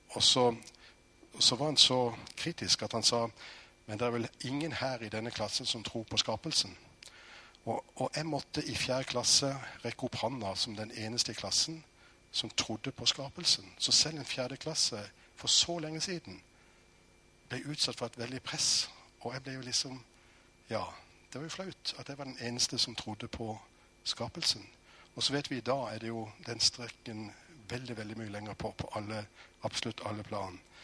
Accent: Norway; jeg er født i Norge

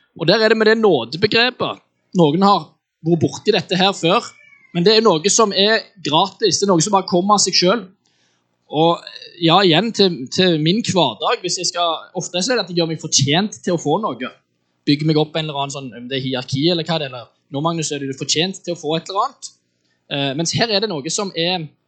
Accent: Western Norway, Norway; Jeg er oppvokst eh, på Vestlandet

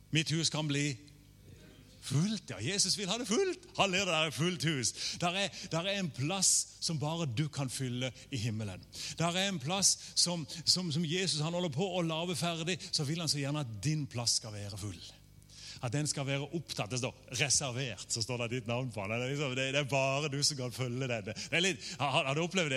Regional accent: Norway; jeg har, norsk pass

